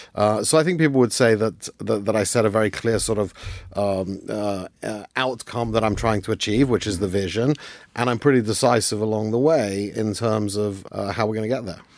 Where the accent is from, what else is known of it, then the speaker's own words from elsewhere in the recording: London, United Kingdom; I grew up in London